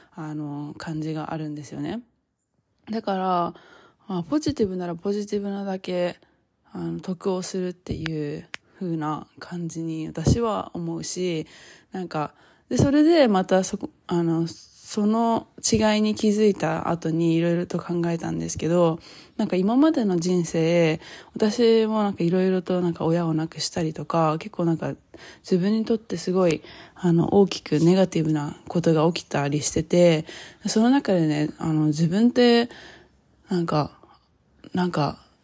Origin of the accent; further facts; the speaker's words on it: Japan; moved away as an adult; now in United States; 今まで自分が育ってきた 日本の文化